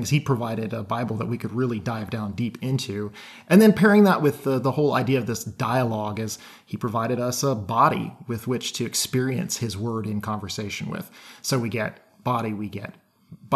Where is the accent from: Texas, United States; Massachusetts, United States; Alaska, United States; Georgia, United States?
Alaska, United States; moved away; I am from Alaska originally, but I've been here so long at this point